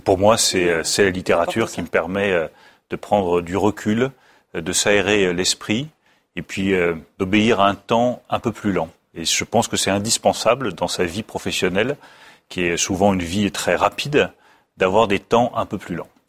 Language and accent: French; France; en France, le premier lien entre les Français, c'est notre langue